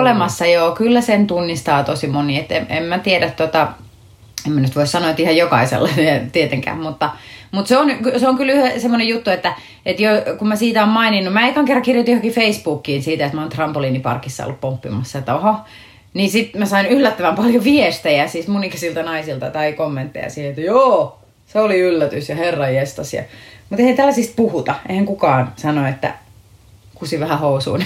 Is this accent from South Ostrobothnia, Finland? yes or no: no; Akaa, Pirkanmaa, Finland; also born or lived in Tampere; mä oon syntynyt täällä Tampereella, mutta sitten mä oon, mä oon niin lapsuuteni asunut tuossa Akaa Viialassa, eli Viialan kylässä, semmoisessa siis 5000 asukkaan kylässä, kunnes sitten mä olin 14 kasiluokalle, me muutettiin takaisin Tampereelle